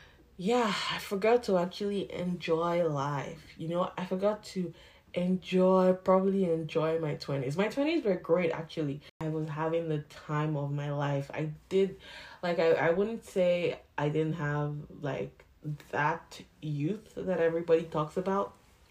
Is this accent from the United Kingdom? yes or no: no; Nigeria; now in Canada; So I'm still Nigerian. Like, I don't want to be just Nigerian, you know, but condition and everything. So I'm supposed to be Nigerian Canadian.